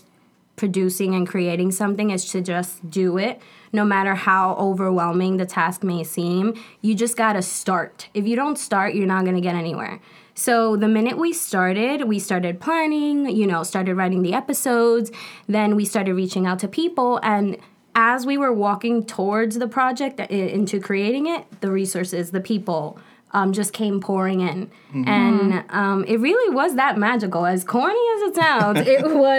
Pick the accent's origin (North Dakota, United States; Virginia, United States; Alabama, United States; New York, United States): New York, United States; New York City; I'm from Brooklyn